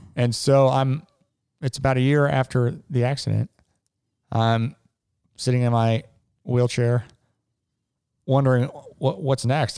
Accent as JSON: {"language": "English", "town": "Cincinnati", "region": "Ohio", "country": "United States", "tie": "born or raised there", "said": "I grew up in Cincinnati. I've lived here my whole life."}